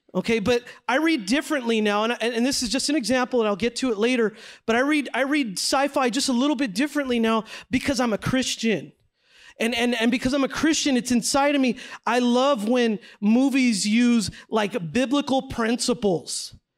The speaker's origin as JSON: {"language": "English", "town": "San Jose", "region": "California", "country": "United States", "tie": "born or raised there", "moved": "as an adult", "lives_now": "Los Angeles, United States", "said": "I grew up in San Jose, California"}